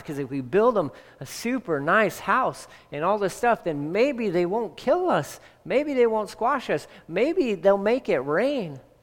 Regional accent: Texas, United States; I'm from Texas, but born and raised

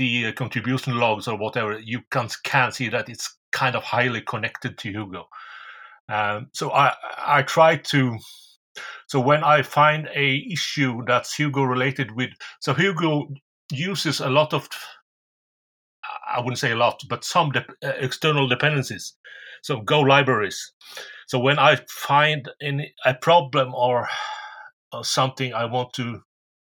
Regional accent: Norway; English is a second language; I'm from Norway

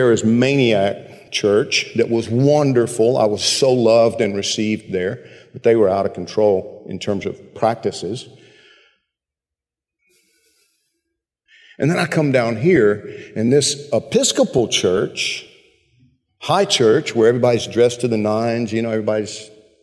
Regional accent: central Georgia, United States; moved away; When I was growing up in Georgia

